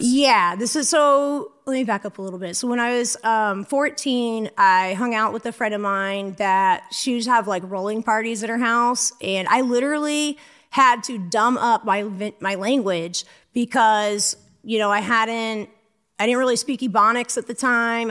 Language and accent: English; St. Augustine, Florida, United States; also born or lived in Louisiana; I grew up in Saint Augustine, Florida